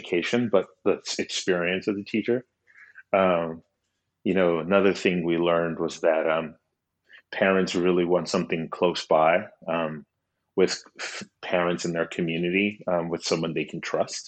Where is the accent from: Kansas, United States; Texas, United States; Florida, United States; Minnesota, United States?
Florida, United States; Miami; I'm originally from Miami, Florida. My parents are immigrants from Honduras. And growing up, there was a really big emphasis on education